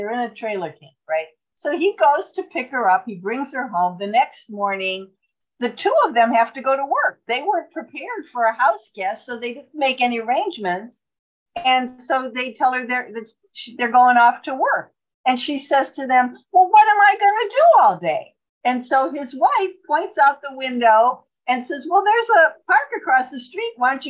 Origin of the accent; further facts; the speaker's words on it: Cleveland, Ohio, United States; also born or lived in Brown County, Indiana / Vermilion, Ohio; I'm in Elyria, Ohio, and I was born and raised in Ohio, born in the Cleveland area, lived in that area until I was married, moved to Vermilion, which is in Lorain County, which is where Elyria is now.